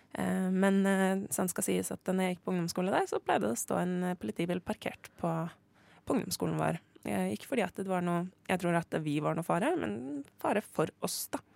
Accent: Oslo, Norway; jeg er jo fra Håndlia

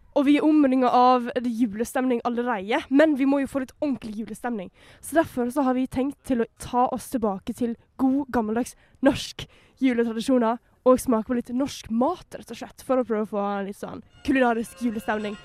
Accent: Skien, Telemark, Norway; Brekkeparken i Skien, der jeg kommer fra

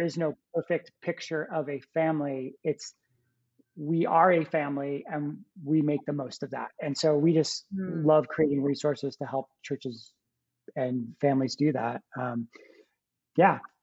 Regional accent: New Jersey, United States; I grew up in New Jersey, uh, right outside of New York City, uh, about maybe like 20 minutes outside of the city

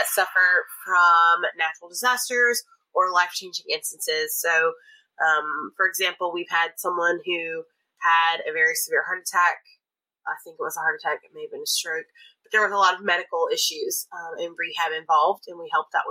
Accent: Louisiana, United States; also born or lived in Southern Alabama; I'm from Louisiana

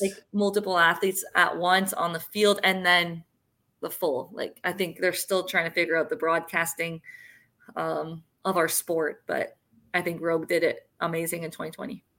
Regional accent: Sarnia, Ontario, Canada; moved away; when I was in Sarnia in my hometown

